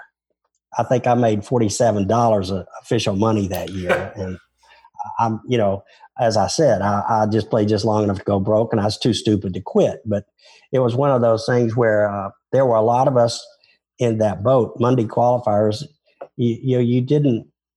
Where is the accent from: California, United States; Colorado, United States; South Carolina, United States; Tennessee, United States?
Tennessee, United States; Memphis; accent: Southern; I'm not from Texas. I'm from Tennessee